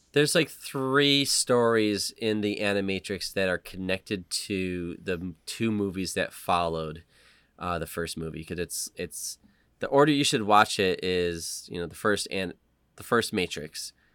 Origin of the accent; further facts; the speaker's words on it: United States; as an American